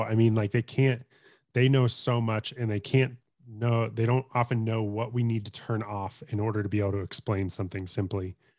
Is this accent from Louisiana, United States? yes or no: no; Colorado, United States; also born or lived in Tulsa, Oklahoma; I grew up in Colorado, um, have lived here all my life other than when I moved to Oklahoma, um, to go to school at Oral Roberts in Tulsa.